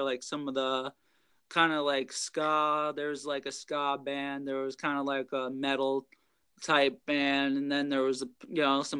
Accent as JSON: {"language": "English", "region": "New York", "country": "United States", "tie": "born or raised there", "moved": "yes", "lives_now": "New Hampshire, United States", "said": "I grew up in New York"}